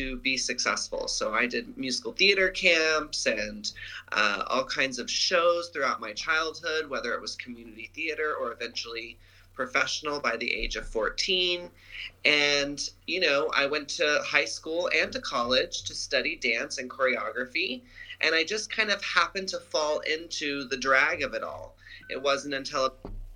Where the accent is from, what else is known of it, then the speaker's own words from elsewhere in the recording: Dallas, Texas, United States; moved away as an adult; now in California, United States; I grew up in Dallas, Texas